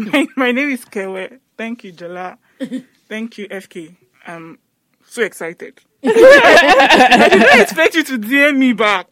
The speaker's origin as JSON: {"language": "English", "region": "Lagos", "country": "Nigeria", "tie": "born or raised there", "said": "And I grew up mostly in Lagos. Mainland Lagos, like down Lagos."}